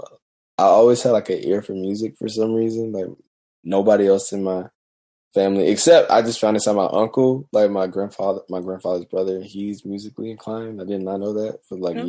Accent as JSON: {"language": "English", "town": "Gastonia", "region": "North Carolina", "country": "United States", "tie": "born or raised there", "also_born_or_lived": "Charlotte, North Carolina / Mount Holly, North Carolina", "said": "I was born in Charlotte. We lived in Mount Holly. Then we moved to this lovely town called Gastonia, where there's nothing there. So I was raised there."}